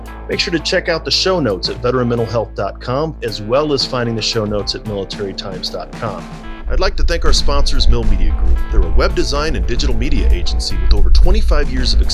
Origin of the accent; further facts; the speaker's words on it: St. Louis, Missouri, United States; now in El Paso County, Colorado, United States; I grew up in St. Louis